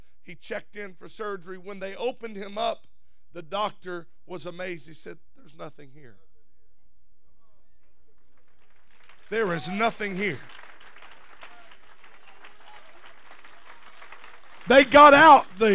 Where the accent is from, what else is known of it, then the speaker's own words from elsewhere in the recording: Louisiana, United States; now in California, United States; I grew up in Louisiana